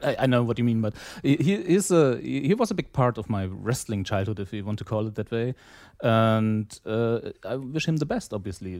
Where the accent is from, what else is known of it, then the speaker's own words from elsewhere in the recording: East Germany, Germany; I grew up in East Germany.